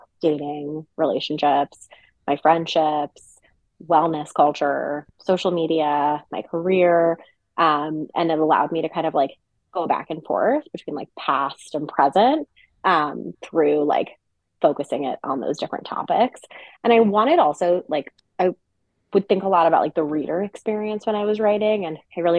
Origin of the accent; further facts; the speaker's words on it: New York City, New York, United States; also born or lived in Westchester / New Jersey; I'm originally born in New York City and grew up around in the New York City area, New York suburbs, Westchester, New Jersey.